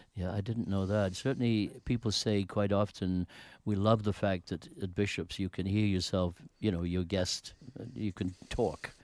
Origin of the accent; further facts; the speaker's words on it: United Kingdom; moved away; I grew up in Britain